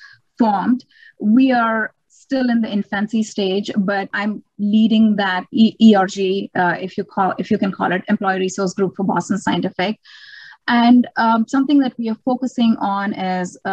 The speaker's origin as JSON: {"language": "English", "country": "India", "moved": "as an adult", "said": "I come from India."}